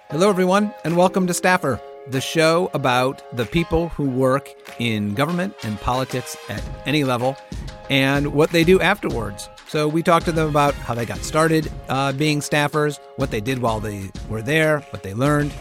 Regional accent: Binghamton, New York, United States; I am a proud native of upstate New York. I'm from the Binghamton area

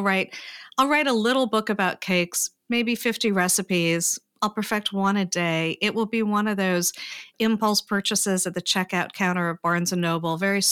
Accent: Paris, Île-de-France, France; also born or lived in United States; I had grown up for part of my life in Paris. And I am not a French citizen, I'm an American citizen, so I don't get to go back and forth when the border is closed.

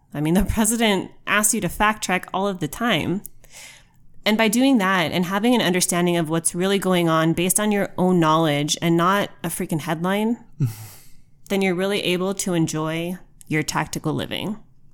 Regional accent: United States; as an American.

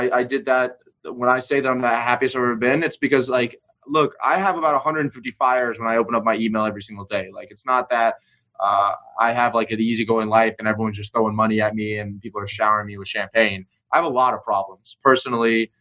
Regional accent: Atlanta, Georgia, United States; moved away; also born or lived in Destin, Florida; I'm from Atlanta originally

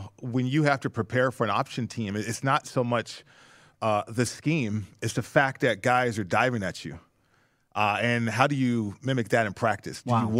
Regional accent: Las Vegas, Nevada, United States; I grew up in Vegas

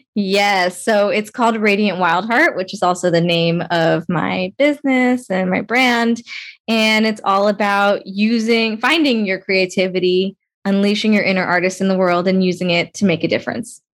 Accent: Las Vegas, Nevada, United States; I grew up in Las Vegas, Nevada also

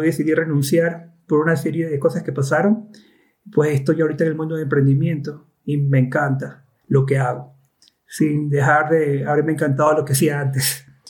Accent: Ecuador; also born or lived in Cuenca; yo soy de Ecuador y vivo en Cuenca ahora.

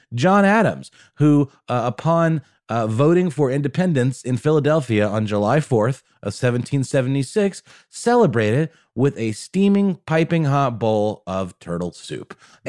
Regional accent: Germany; English is a second language; When I was a kid, when I was once a young German boy growing up in Germany, I was a huge fan of escargot

